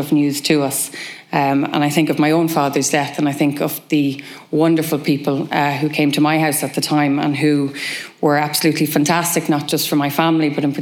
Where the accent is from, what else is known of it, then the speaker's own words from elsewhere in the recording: Kells, Leinster, Ireland; in Kells in my hometown